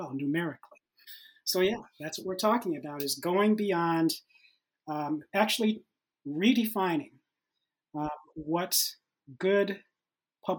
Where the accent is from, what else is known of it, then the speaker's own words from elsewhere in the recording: Detroit, Michigan, United States; I'm originally from Detroit, Michigan.